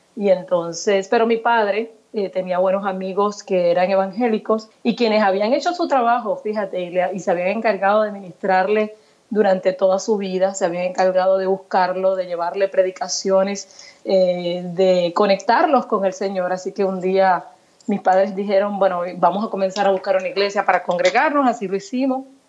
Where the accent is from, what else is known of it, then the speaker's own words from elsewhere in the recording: Puerto Rico; yo me crié en Puerto Rico